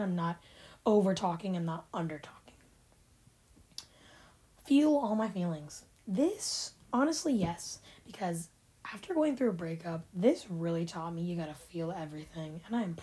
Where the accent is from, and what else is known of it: Ohio, United States; born or raised there